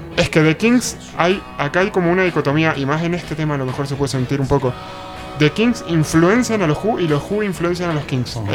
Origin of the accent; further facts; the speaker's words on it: Mendoza, Argentina; soy mendocino